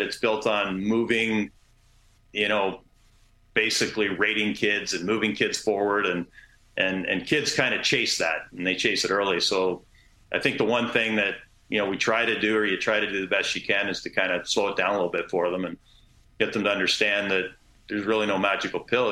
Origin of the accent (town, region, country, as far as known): Canada